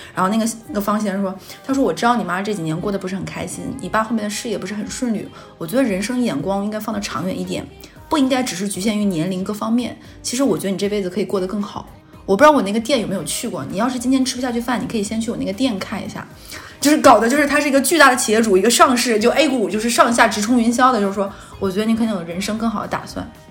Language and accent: Chinese; Northeast China, China; accent: Northeastern (Dongbei); moved away; 乡音在耳，好像很久没有听过这个东北话了